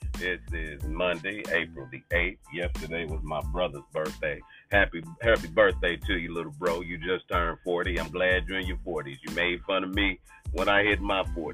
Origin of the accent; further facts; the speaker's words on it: Kansas City, Missouri, United States; my home state, Kansas City, Missouri